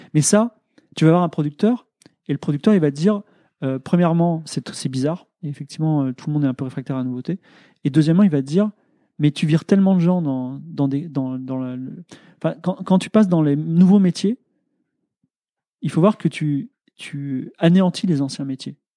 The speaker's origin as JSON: {"language": "French", "country": "France", "said": "je suis ingénieur, je suis blanc, euh, je suis français"}